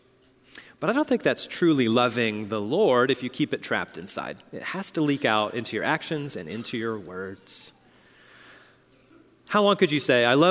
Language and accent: English; Oklahoma, United States; moved away; I come from Oklahoma